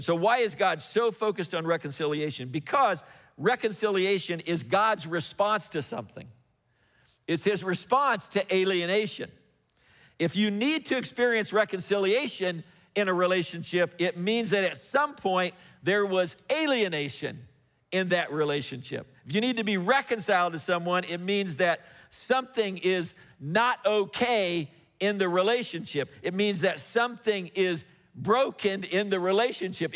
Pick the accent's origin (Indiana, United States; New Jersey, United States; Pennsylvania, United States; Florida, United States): Indiana, United States; moved away; I grew up in Indiana